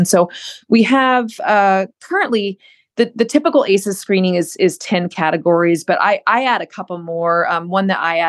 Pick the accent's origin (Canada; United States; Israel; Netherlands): United States; Southern United States; I was raised in the South, raised in a religious military home